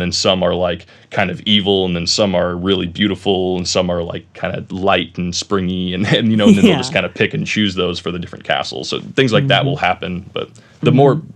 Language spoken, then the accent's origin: English; Roseville, California, United States; also born or lived in Laguna Niguel, California; now in Mission Viejo, United States; I was born in Northern California in a city called Roseville. It's a little tiny area north of Sacramento, Granite Bay, kind of on Folsom Lake, but cool area. But I lived there until I was about 11